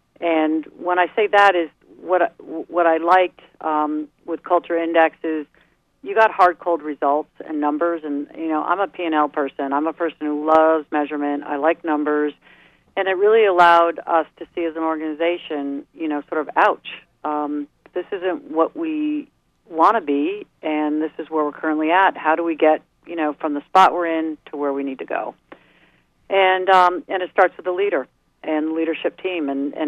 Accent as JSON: {"language": "English", "region": "East Coast", "country": "United States", "said": "I'm sorry, I'm from the East Coast."}